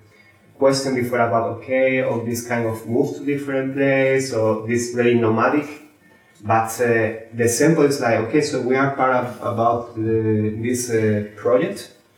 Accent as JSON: {"language": "English", "country": "Spain", "said": "I'm from Spain"}